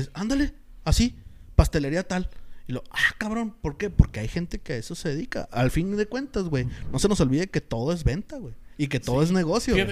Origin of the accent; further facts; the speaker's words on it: Mexico; como mexicano